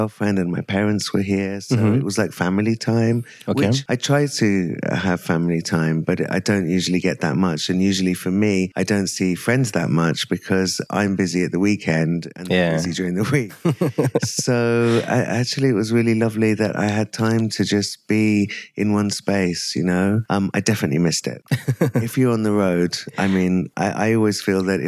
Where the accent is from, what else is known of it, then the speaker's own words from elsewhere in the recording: England, United Kingdom; moved away as an adult; also born or lived in Africa; now in India; I moved to England when I was 11 months old and I was there till I was 23.